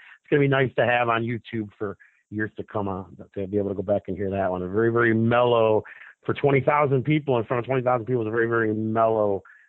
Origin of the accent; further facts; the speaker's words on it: Detroit, Michigan, United States; now in Las Vegas, United States; I'm from Detroit. I live in Vegas.